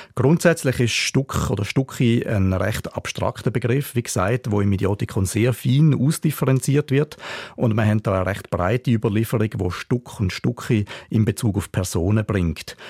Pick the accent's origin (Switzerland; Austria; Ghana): Switzerland; Wir Schweizer